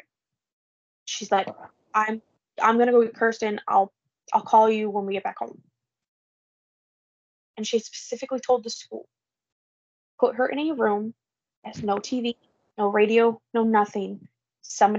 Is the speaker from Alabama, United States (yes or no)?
no; Illinois, United States; we're from Illinois